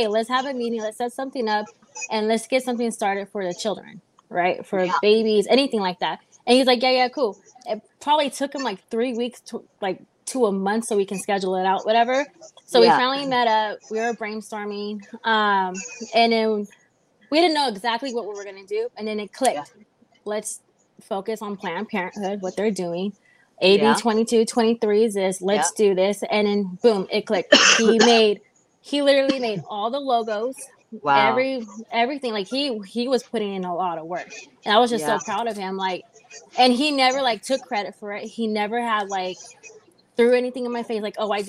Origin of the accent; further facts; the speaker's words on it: Inglewood, California, United States; also born or lived in San Bernardino / Chino; I grew up in Inglewood, San Bernardino, Chino. I grew up literally everywhere. I was in foster homes throughout the whole SoCal.